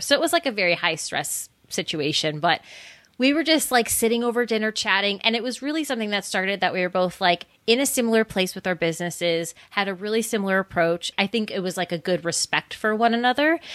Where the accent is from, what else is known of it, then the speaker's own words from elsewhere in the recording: Scranton, Pennsylvania, United States; moved away; also born or lived in Bucks County, Pennsylvania; I am originally from Scranton, Pennsylvania